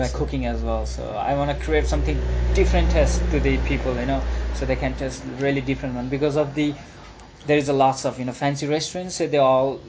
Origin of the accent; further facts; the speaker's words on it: Pokhara, Gandaki Province, Nepal; this is my hometown.